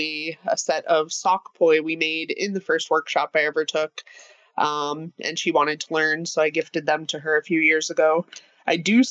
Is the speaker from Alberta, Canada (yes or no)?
yes; Calgary, Alberta, Canada; moved away as an adult; now in Toronto, Canada; I live in Toronto and I'm originally from Calgary